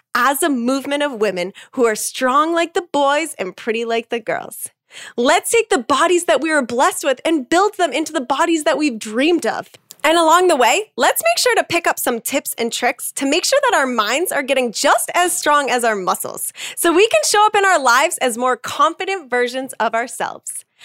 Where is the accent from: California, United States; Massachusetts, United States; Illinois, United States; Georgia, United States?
Massachusetts, United States; also born or lived in Salem, Massachusetts / Boston, Massachusetts / East Coast; I grew up in Massachusetts